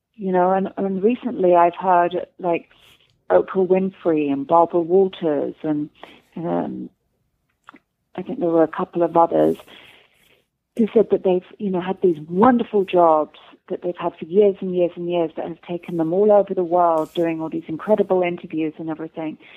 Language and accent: English; London, United Kingdom; moved away as an adult; now in Los Angeles, United States; I'm English